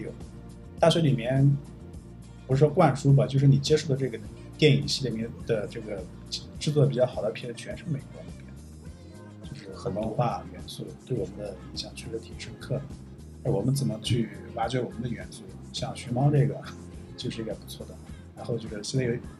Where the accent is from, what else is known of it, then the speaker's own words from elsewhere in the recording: Gansu, China; moved away; 我知道老家拍出这样，那样的电影是不错